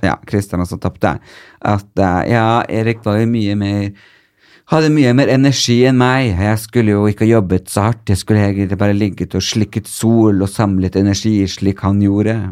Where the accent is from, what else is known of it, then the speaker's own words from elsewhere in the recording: Northern Norway, Norway; moved away; also born or lived in Porsgrunn; Nå er det jo så mange år siden jeg flytta fra Nord-Norge, så det er veldig godt å komme opp dit og, og kjenne liksom litt på hvor man egentlig er ifra, fordi man øh, Uansett hvor lenge jeg blir bo her, så blir jeg nordnorsk